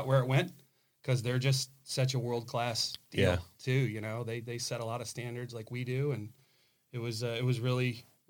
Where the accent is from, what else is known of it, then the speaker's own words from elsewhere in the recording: Byron Center, Michigan, United States; moved away; I grew up in Byron Center, Michigan on a cow farm.